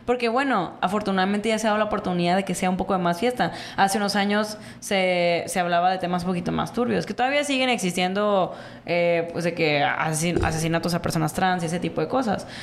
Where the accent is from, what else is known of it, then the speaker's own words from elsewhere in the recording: Mexico; como sociedad mexicana